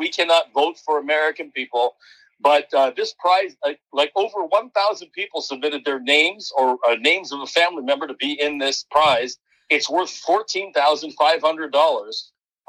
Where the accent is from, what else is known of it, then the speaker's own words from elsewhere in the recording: Toronto, Ontario, Canada; I'm from Toronto, Canada.